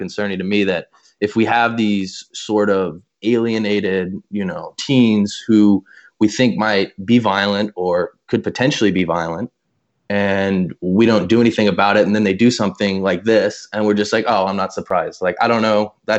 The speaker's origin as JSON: {"language": "English", "region": "Colorado", "country": "United States", "tie": "born or raised there", "said": "growing up in Colorado, because we were so close in proximity to Columbine, you know, we talked about it from the time when we were really young"}